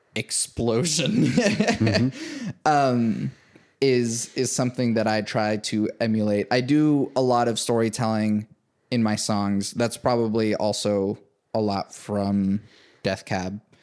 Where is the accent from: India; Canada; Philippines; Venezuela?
Venezuela; now in United States; I was born in Venezuela. Came here in two thousand one.